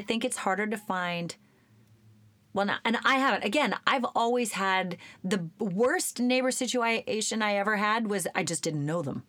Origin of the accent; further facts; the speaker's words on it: Oregon, United States; I grew up in Oregon.